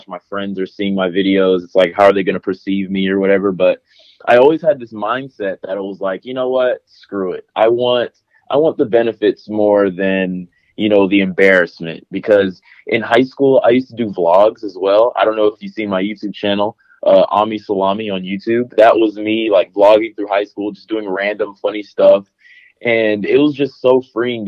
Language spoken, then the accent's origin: English; Huntsville, Alabama, United States; moved away as an adult; also born or lived in Harvest, Alabama; now in Nashville, United States; I'm from Alabama originally, Huntsville, Alabama